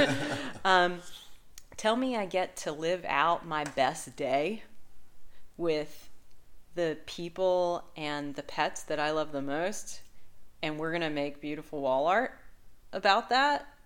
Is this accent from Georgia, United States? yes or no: no; Southern Virginia, United States; moved away as an adult; I'm originally from Southern Virginia, but I've lived in the area for um, 15 years, um, so this place is definitely home